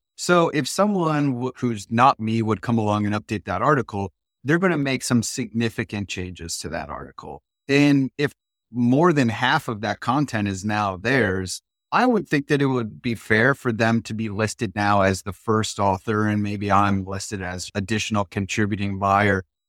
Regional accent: Ohio, United States; also born or lived in Germany; Growing up in Ohio

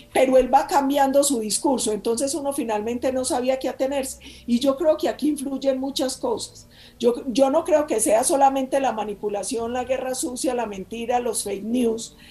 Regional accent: Colombia; somos todos los colombianos

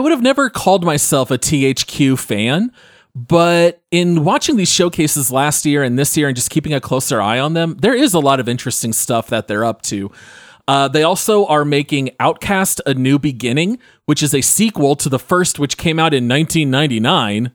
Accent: Phoenix, Arizona, United States; Ryan and I grew up in the Phoenix area

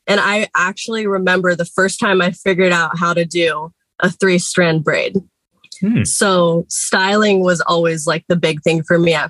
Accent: Seattle, Washington, United States; I grew up in Seattle, Washington.

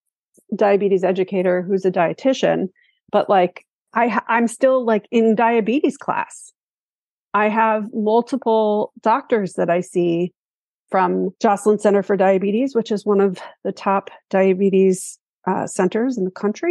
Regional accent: New York, United States; moved away; I am originally from New York

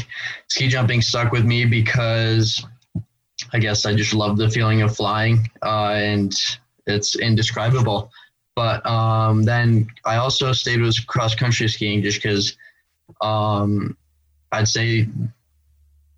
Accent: Steamboat Springs, Colorado, United States; also born or lived in Rovaniemi, Finland; I grew up in Steamboat Springs, Colorado, as well as Rovaniemi, Finland

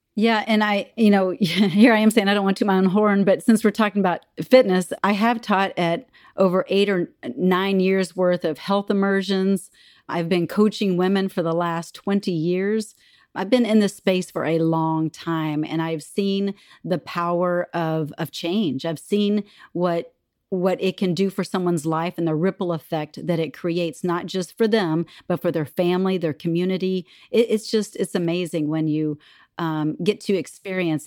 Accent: Texas, United States; moved away as an adult; now in Minnesota, United States; I grew up in Texas. I'm a Texas girl at heart, uh, but I've been in Minnesota for twenty-four, almost twenty-five years

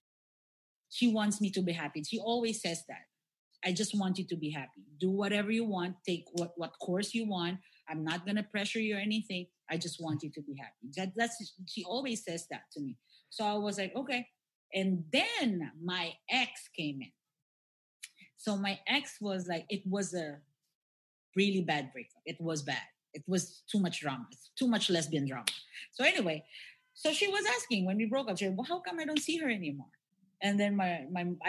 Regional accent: Philippines; that's the thing about Filipinos. Yeah, we are very religious people

